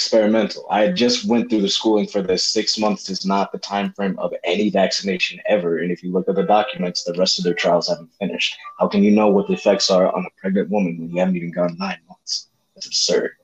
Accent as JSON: {"language": "English", "region": "Connecticut", "country": "United States", "tie": "born or raised there", "moved": "as an adult", "lives_now": "California, United States", "said": "grew up in Connecticut"}